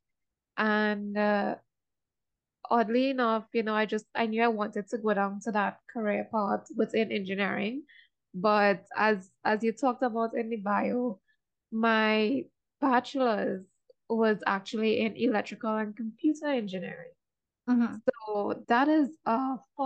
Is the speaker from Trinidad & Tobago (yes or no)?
yes; Trinidad & Tobago; I'm from Trinidad.